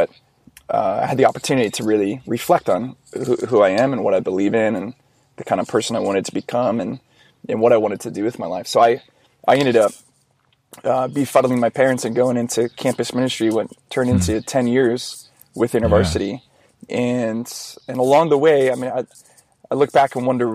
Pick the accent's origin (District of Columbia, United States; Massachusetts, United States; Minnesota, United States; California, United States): California, United States; Orange County; also born or lived in San Diego; growing up in Orange County